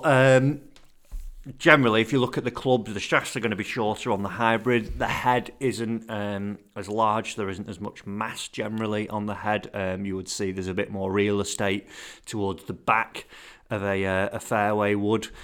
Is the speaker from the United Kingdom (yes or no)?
yes; England, United Kingdom; being an Englishman